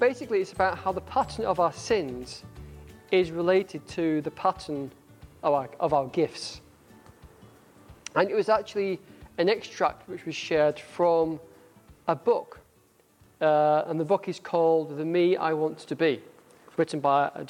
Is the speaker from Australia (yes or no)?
no; United Kingdom; accent: northern; my northern accent